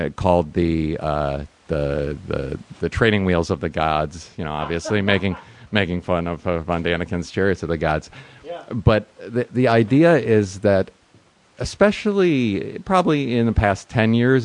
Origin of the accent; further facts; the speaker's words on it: New York, United States; also born or lived in San Francisco; now in Los Angeles, United States; I came here from San Francisco, uh, uh but uh, originally from New York